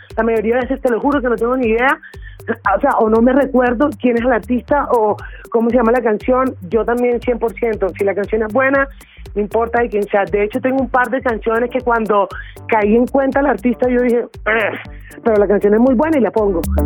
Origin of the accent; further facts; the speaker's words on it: Caribbean Region, Colombia; soy caribeña